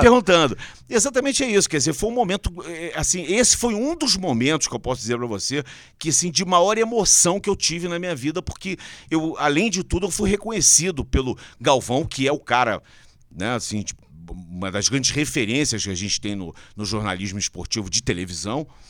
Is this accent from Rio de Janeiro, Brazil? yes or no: yes; Rio de Janeiro, Brazil; moved away as an adult; now in São Paulo, Brazil; Eu sou carioca